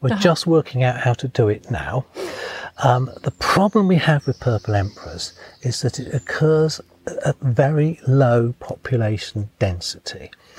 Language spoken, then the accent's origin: English; England, United Kingdom; I think it's actually England's national butterfly. It's just that being English, really? We haven't recognised it.